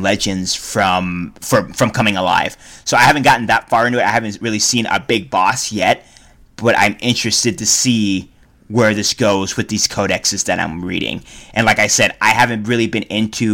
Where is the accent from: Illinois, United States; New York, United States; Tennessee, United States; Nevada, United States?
Nevada, United States; Reno; we're from Reno, Nevada, a trailer trash town